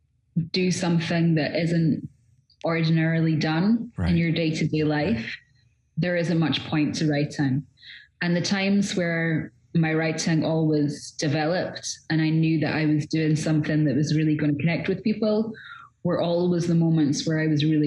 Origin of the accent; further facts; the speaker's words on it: Scotland, United Kingdom; So I grew up in all kinds of places all over Scotland. By the time I was 16, I'd moved well over 30 times